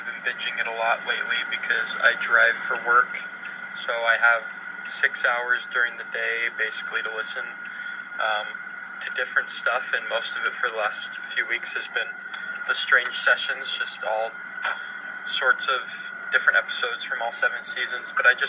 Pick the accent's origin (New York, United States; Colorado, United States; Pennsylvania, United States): Colorado, United States; moved away as an adult; now in Utah, United States; I'm from Colorado